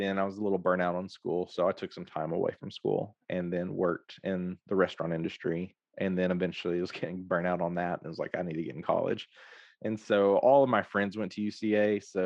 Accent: Hope, Arkansas, United States; also born or lived in Texas / Conway, Arkansas; I grew up in South Arkansas

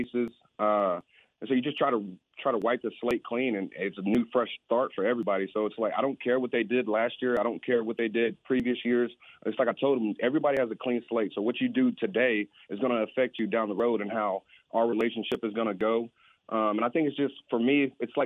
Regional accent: Temple, Texas, United States; I'm very blessed to be back here in my hometown

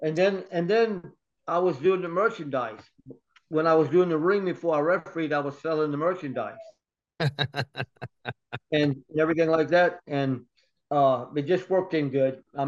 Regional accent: Richmond, Virginia, United States; I was born in Richmond, Virginia.

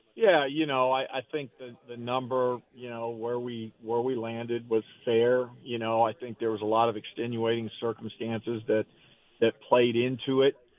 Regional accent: Arizona, United States; Growing up in in Arizona

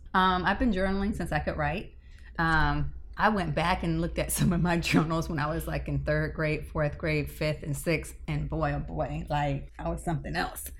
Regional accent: Tampa, Florida, United States; I'm born and raised in Tampa

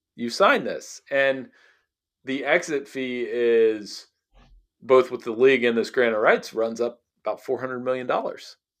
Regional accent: Lancaster, Ohio, United States; my hometown

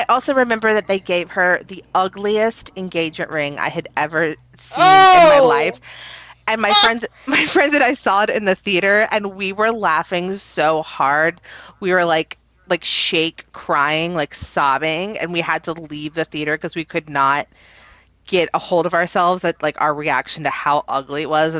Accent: the South, United States; I'm from the South

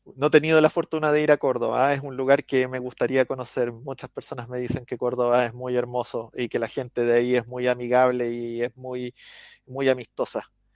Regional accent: Chile; accent: Chilean; los chilenos somos famosos por hablar rápido y modular mal.

